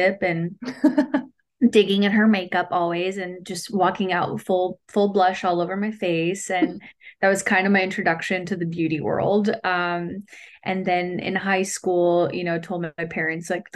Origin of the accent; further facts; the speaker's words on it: Oxnard, California, United States; moved away as an adult; now in Los Angeles, United States; I'm from Oxnard, California, just an hour south or north on the 101. And I'm in LA right now. I've been here for the last 12 years